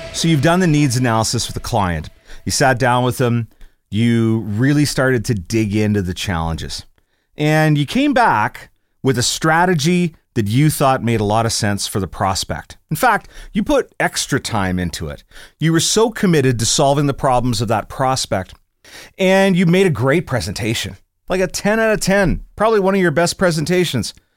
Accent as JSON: {"language": "English", "region": "Scotland", "country": "United Kingdom", "said": "I'm Scottish"}